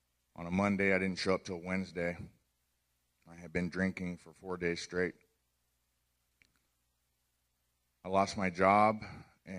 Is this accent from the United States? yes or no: yes; Orange County, California, United States; grew up in Orange County, California